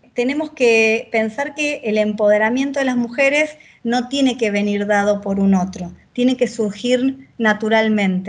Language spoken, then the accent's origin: Spanish; Victoria, Buenos Aires Province, Argentina; Viví toda la vida en Buenos Aires, soy oriunda de, de, Buenos Aires, vivo en la provincia de Buenos Aires, aunque nací en Capital Federal